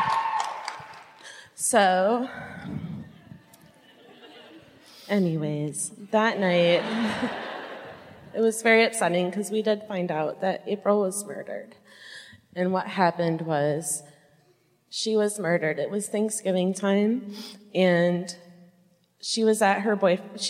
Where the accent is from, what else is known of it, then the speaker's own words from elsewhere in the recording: Muskegon, Michigan, United States; I'm from the West Side in Muskegon